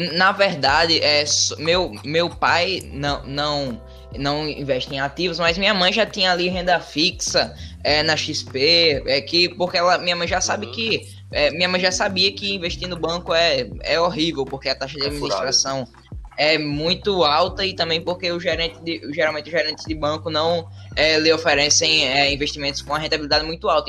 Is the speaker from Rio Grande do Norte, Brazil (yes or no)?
yes; Natal, Rio Grande do Norte, Brazil; eu sou de Natal, Rio Grande do Norte.